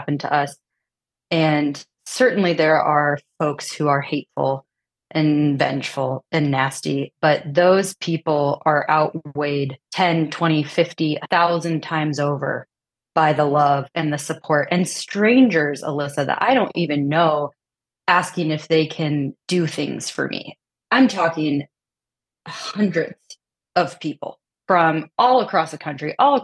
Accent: Midwest, United States; now in Austin, Texas, United States; We're from the Midwest. We come from conservative families.

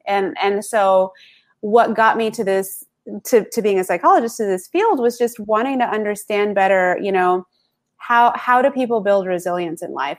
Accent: the South, United States; I grew up in the South here in the US

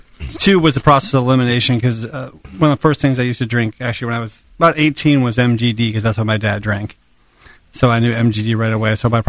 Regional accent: Oakland, California, United States; growing up in Oakland

